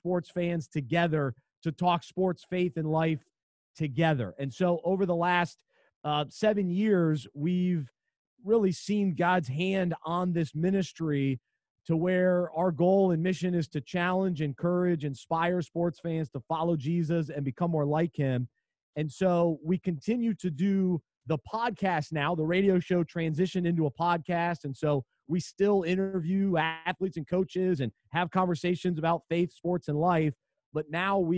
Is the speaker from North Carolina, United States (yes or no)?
yes; Charlotte, North Carolina, United States; I grew up in Charlotte